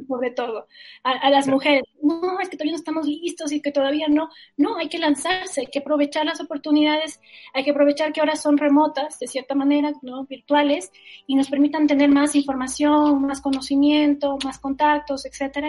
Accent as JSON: {"language": "Spanish", "country": "Ecuador", "said": "soy ecuatoriana"}